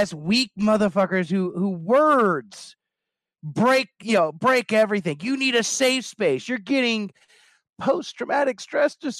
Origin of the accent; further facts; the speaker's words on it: Kentucky, United States; I'm from Kentucky.